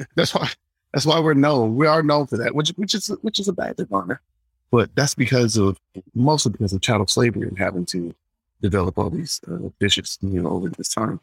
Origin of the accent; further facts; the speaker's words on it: Atlanta, Georgia, United States; I'm from Atlanta